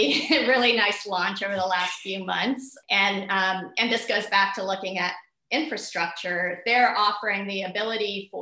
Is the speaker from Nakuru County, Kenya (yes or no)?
no; Nairobi, Kenya; I was born in Nairobi